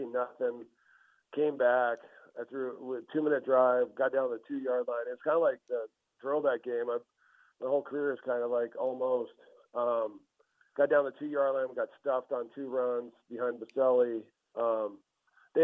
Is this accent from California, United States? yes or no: yes; Southern California, United States; Growing up in Southern California